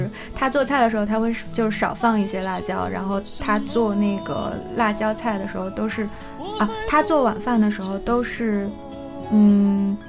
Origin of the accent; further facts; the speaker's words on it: Shandong, China; 我长大的地方是不吃辣的，我们那边喜欢吃酱油味